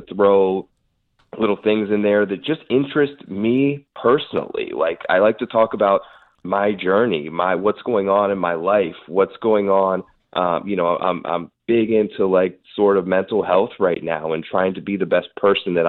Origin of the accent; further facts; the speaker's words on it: Kent, Ohio, United States; also born or lived in West Virginia; I grew up in Kent, Ohio